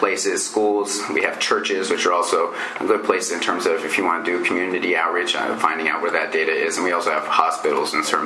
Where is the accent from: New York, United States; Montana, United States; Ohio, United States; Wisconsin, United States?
Montana, United States; I'm from Montana